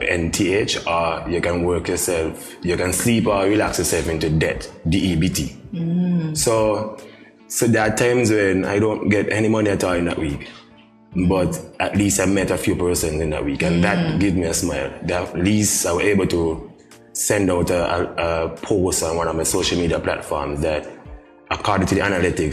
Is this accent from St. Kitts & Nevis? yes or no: yes; Middle Island, Saint Kitts, St. Kitts & Nevis; I grew up in Middle Island